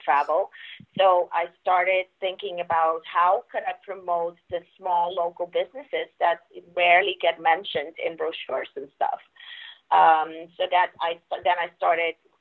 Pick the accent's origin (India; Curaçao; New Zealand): Curaçao; first language Papiamento; English is a second language; I was born in Curacao. In Curacao, our language there is Papiamento